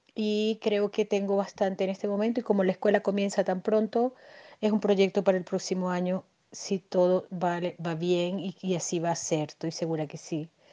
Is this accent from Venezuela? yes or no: yes; Venezuela; moved away as an adult; now in Chile; venezolana viviendo en Chile. Migré hace cuatro años